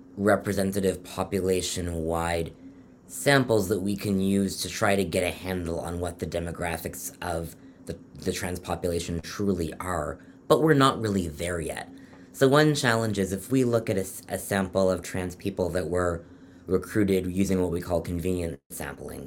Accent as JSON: {"language": "English", "town": "Toronto", "region": "Ontario", "country": "Canada", "also_born_or_lived": "London, Ontario", "moved": "as an adult", "lives_now": "Philadelphia, United States", "said": "I'm from Toronto originally"}